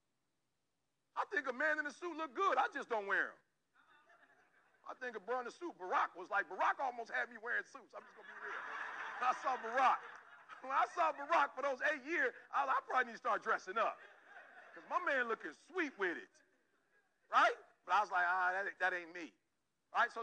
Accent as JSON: {"language": "English", "town": "Detroit", "region": "Michigan", "country": "United States", "tie": "born or raised there", "said": "growing up in Detroit, Michigan, my mom worked for Ford"}